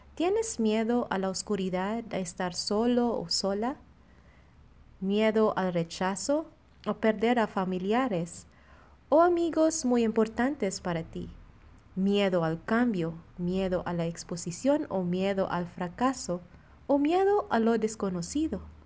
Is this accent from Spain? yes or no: no; Philippines; now in Monterrey, Mexico; misionera filipina destinada en la comunidad de Monterrey